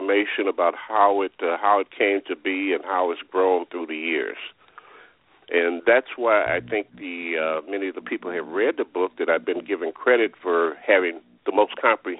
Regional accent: Chicago, Illinois, United States; I am a Chicagoan, product of the Chicago public schools. Went to elementary school, high school, and college within the city of Chicago.

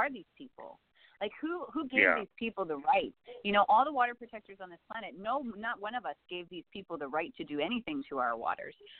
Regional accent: Saskatchewan, Canada; I grew up in Saskatchewan

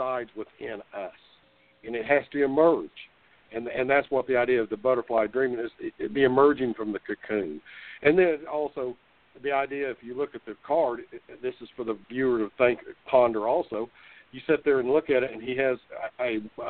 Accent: Tulsa, Oklahoma, United States; I was born in Tulsa and basically raised in Tulsa.

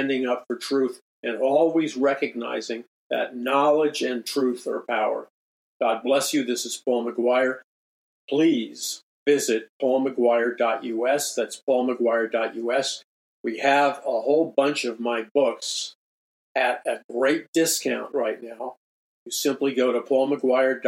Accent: United States; I'm an American

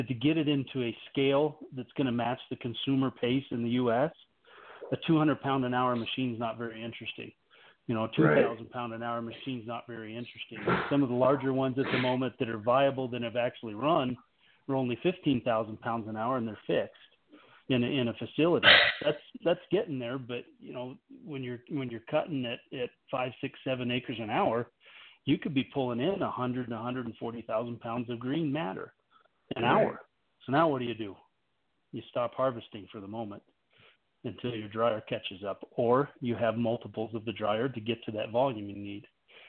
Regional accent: Missouri, United States; Like, we're from Missouri, right?

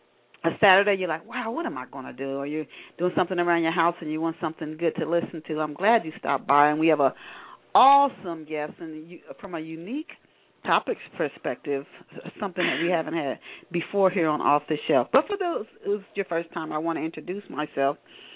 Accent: Dayton, Ohio, United States; I was born in Dayton.

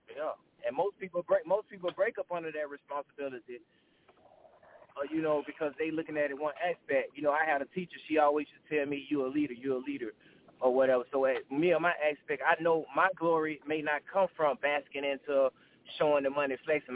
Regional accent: Augusta, Georgia, United States; I'm from Augusta, Georgia, Richmond County

